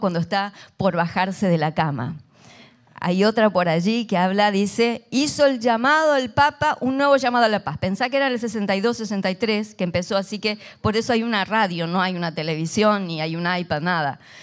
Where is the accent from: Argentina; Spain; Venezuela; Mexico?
Argentina; soy argentina